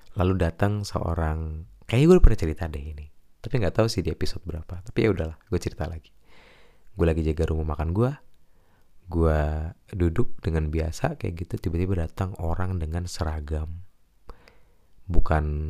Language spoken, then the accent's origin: Indonesian; Jakarta, Indonesia; Gua kecil di Jakarta sih, jadinya kayak nggak dapet logat Tegal